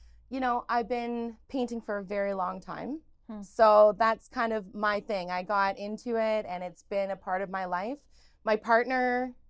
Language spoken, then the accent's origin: English; Oshawa, Ontario, Canada; born or raised there; also born or lived in Stephenville, Newfoundland and Labrador